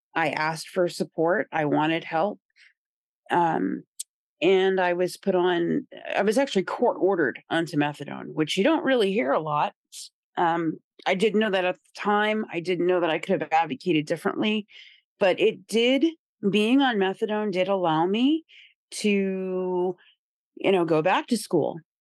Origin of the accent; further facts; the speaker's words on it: Indiana, United States; moved away as an adult; also born or lived in Rhode Island / Boston; I was raised in Indiana, so, you know, I was a country girl and small town kinda vibes.